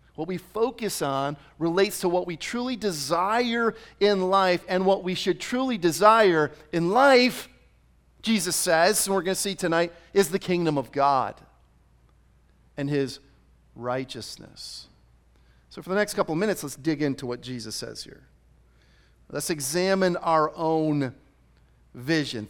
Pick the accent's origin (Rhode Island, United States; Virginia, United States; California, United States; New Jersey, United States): Rhode Island, United States; now in Arizona, United States; I grew up in Rhode Island.